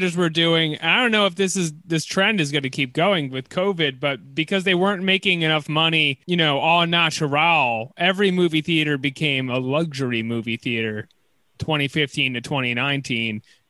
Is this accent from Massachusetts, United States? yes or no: yes; Framingham, Massachusetts, United States; Durso and I are both from Massachusetts.